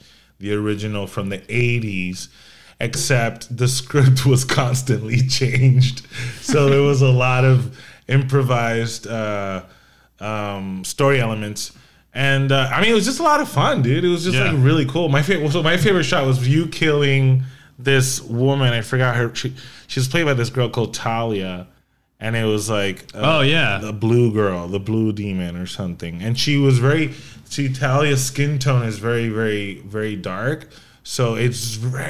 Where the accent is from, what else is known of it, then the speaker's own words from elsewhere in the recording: Puerto Rico; first language Spanish; English is a second language; I'm born and raised in Puerto Rico